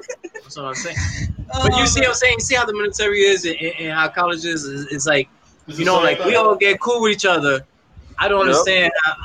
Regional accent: New York, United States; This is, I came from New York, so I speak hood.

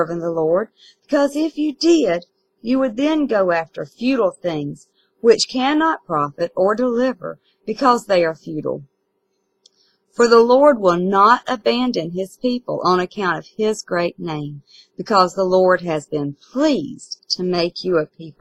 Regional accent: South Carolina, United States; I'm from South Carolina in the United States.

